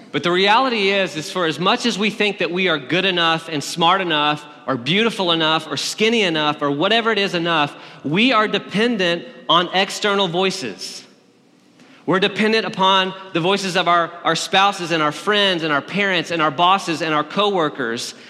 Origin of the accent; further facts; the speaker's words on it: Alabama, United States; also born or lived in Berkeley, California; now in Nashville, United States; I'm from Alabama